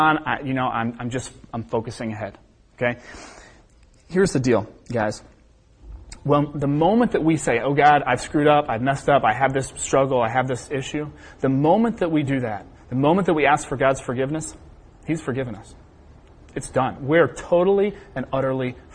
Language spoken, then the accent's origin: English; Cincinnati, Ohio, United States; I'm from Cincinnati, Ohio